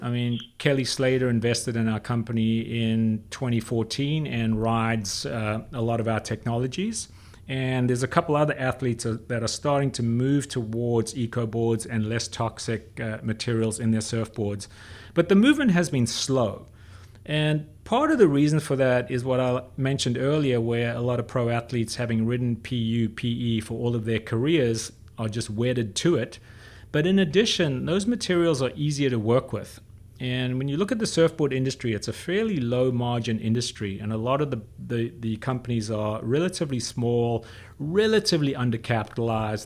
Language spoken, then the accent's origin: English; South Africa; I grew up in South Africa when I was a kid